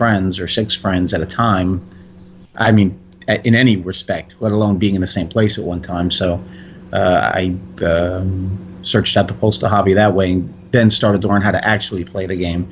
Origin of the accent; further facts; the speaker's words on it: Connecticut, United States; moved away; also born or lived in New Jersey; Growing up in Connecticut in the 70s